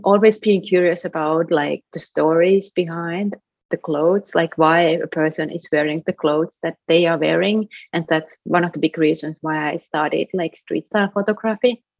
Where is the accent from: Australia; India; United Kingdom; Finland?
Finland; now in Brooklyn, United States; Finland, my home country